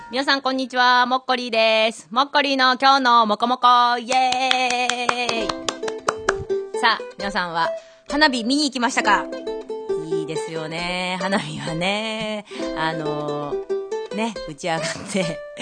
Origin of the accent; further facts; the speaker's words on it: Kameari, Tokyo, Japan; 私の地元のですね、亀有の味一円園という、あ、名前出しちゃいましたけど、 味一ー園という、もう私が小学生の時からもう30年以上通っている